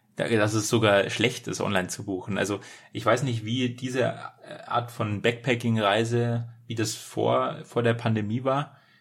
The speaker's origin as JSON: {"language": "German", "country": "Germany", "said": "als Deutscher"}